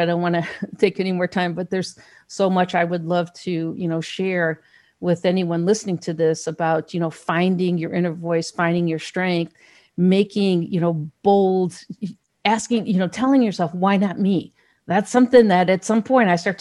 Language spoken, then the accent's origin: English; Gary, Indiana, United States; I grew up in Gary, Indiana.